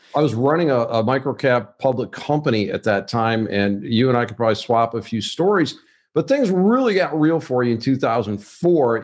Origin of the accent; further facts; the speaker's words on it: Wayne, Michigan, United States; I grew up in a town called Wayne, Michigan